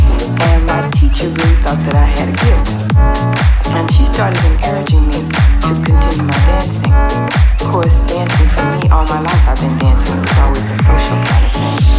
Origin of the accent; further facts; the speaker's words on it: Illinois, United States; since I was from Illinois anyway